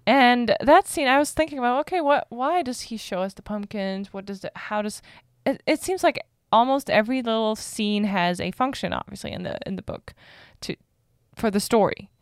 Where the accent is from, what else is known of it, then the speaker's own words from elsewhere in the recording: Germany; moved away; I'm from Germany